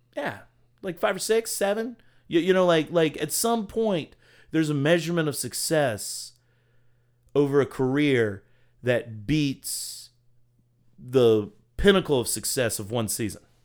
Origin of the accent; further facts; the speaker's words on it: Virginia, United States; I was born in Virginia